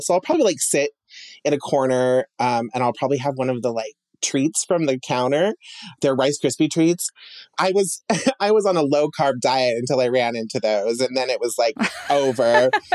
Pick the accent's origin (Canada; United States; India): United States; Emmett, Idaho; growing up in Emmett, um, you know, there wasn't a whole lot to do.